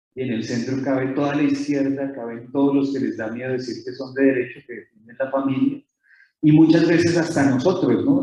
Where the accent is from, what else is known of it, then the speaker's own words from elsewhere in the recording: Colombia; accent: Colombian; decimos en Colombia, no sé si se nota mi acento, soy colombiano